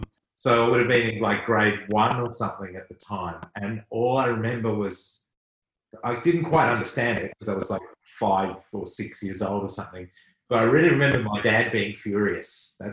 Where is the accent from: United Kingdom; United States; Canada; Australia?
Australia; Western Australia; I grew up in Western Australia